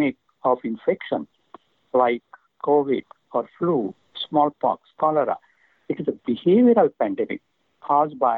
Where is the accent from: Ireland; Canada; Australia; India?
India; now in San Diego, United States; I come from India